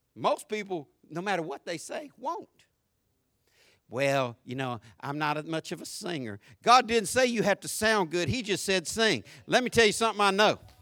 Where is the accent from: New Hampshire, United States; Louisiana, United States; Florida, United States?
Florida, United States; Jacksonville; accent: deep country, southern; Jacksonville, Florida